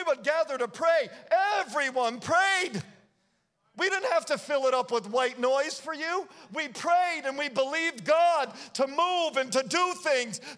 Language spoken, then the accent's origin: English; United States; we have spent a lot of time as American Christians